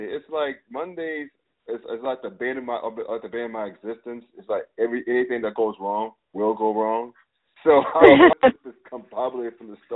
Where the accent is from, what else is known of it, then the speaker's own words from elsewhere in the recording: Brooklyn, New York, United States; I didn't grow up, but I'm originally from Brooklyn.